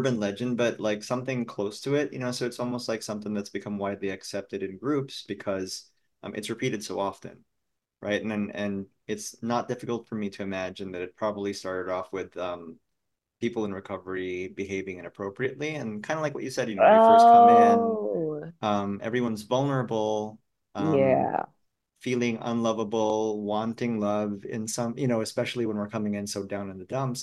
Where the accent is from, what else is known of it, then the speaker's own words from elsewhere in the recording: Philippines; moved away; growing up in the Philippines